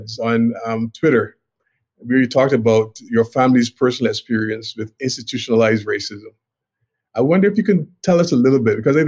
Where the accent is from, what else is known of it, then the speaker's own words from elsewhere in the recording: Barbados; I was born in Barbados in the Caribbean